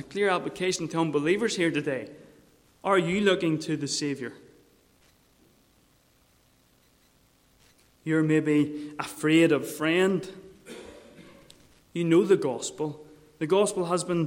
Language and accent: English; Mourne area, Northern Ireland, United Kingdom; I grew up in the Mourne area around the harbours